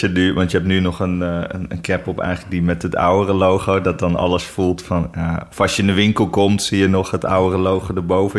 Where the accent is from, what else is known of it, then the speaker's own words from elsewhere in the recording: near Arnhem, Gelderland, Netherlands; Eh, ik kom zelf helemaal niet uit Amsterdam. Ik kom eh, uit de buurt van Arnhem.